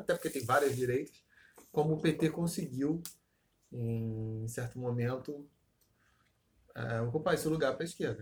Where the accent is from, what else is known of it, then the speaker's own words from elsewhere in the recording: Rio de Janeiro, Brazil; É campo Grande, entre aspas, ocidental, uma parte onde me criei